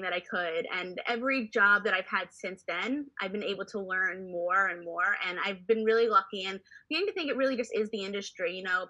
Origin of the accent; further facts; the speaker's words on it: New York City, New York, United States; growing up in New York City, going to the theater every weekend.